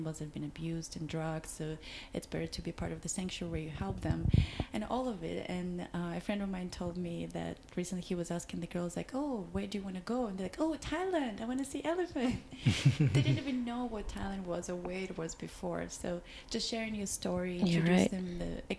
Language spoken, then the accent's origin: English; Belarus; moved away; I'm from Belarus